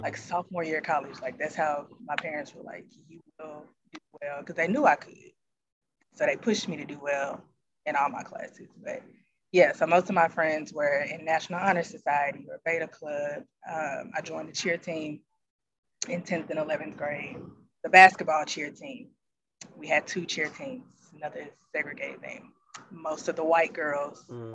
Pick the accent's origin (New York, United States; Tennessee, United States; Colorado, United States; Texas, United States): Tennessee, United States; Memphis; moved away as an adult; now in Seattle, United States; I am originally from Memphis, Tennessee. I've been in the Seattle area for about two and a half years now.